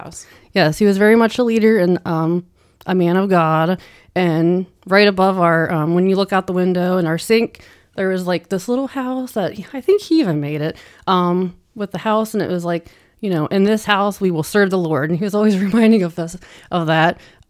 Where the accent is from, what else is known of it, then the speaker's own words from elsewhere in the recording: Minerva, Ohio, United States; also born or lived in Navarre, Ohio; So Northeast Ohio, like a small country farm town. I think it's a town now. It has a couple lights. It's grown a lot, like, since I've lived there, but and we actually lived in Navarre, Ohio.